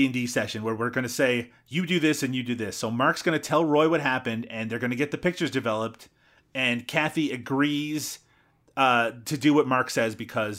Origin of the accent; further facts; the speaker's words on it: Newfoundland and Labrador, Canada; the furthest eastern point in North America. Yes, and yeah, that is where I'm from. Thank you. But yeah, no, yeah, you're right. Everyone I grew up with talks ridiculously, and so do I at times.